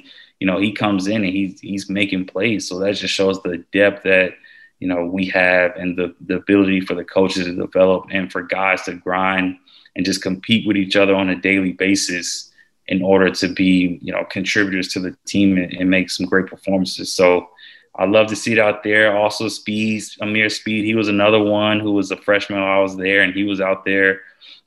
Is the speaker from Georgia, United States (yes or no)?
yes; Georgia, United States; I went to Georgia and I'm from Georgia